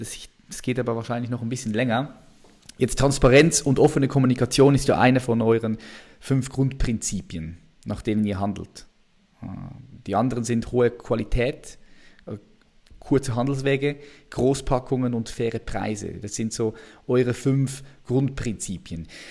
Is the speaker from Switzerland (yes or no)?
yes; Switzerland; bei uns in der Schweiz